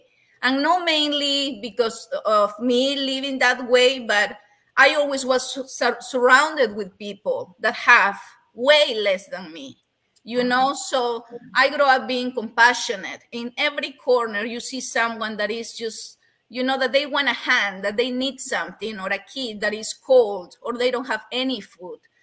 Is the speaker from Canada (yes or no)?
no; Peru; English is a second language; moved away; growing up in Peru was was beautiful, but at the same time was a little difficult